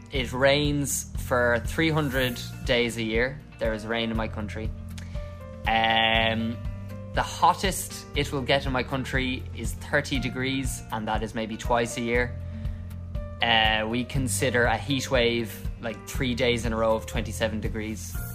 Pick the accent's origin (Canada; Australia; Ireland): Ireland; moved away as an adult; now in Hanoi, Vietnam; from the Republic of Ireland. It's an island in northwest Europe, just uh, beside England and Wales and Scotland. I came to Vietnam